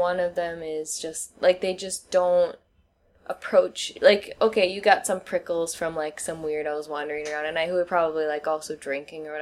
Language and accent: English; Wisconsin, United States; moved away as an adult; now in Shenzhen, China; I'm from the Midwest, and people are, like, aggressively friendly in the Midwest. That's, like, the only way I can put it. Like, so friendly that that was always my normal reality. Like, I'm from Wisconsin